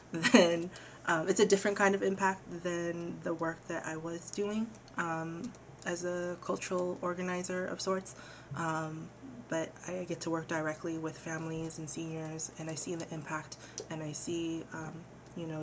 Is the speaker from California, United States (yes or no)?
yes; San Francisco, California, United States; I grew up in San Francisco. I lived in the Outer Mission my whole life, and I'm still in the Excelsior